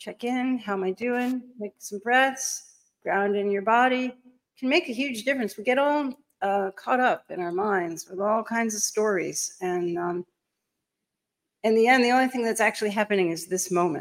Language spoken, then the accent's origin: English; New York City, New York, United States; I'm a New Yorker. I'm coming to you live from Manhattan